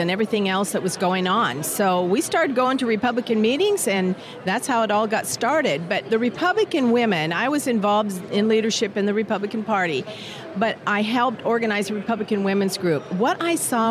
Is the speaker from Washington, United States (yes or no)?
yes; Washington, United States; moved away as an adult; now in Alexandria, United States; I'm from Washington State and then moved to Alexandria, Virginia during my term to serve.